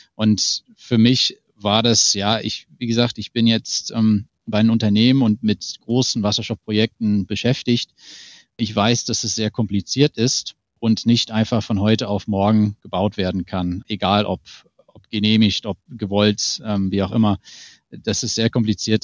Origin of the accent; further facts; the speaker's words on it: Hamilton, Ontario, Canada; German is a second language; moved away; ich komme, wie gesagt, aus Ontario. Da also auf die, aus die Ecke von, von Hamilton